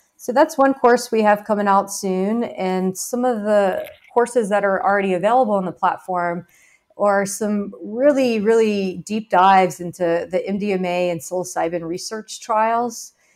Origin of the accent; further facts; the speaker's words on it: Baton Rouge, Louisiana, United States; Louisiana, where I was growing up in Baton Rouge